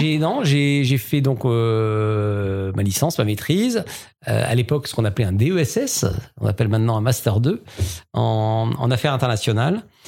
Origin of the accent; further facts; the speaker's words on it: Strasbourg, Grand Est, France; moved away as an adult; also born or lived in Paris; je suis strasbourgeois, un vrai strasbourgeois, 100%. Et donc, j'ai grandi à Strasbourg